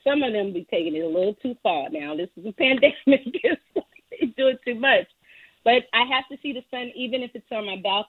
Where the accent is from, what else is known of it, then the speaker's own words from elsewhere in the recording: New Orleans, Louisiana, United States; I'm from New Orleans, I'm a jambalaya of music.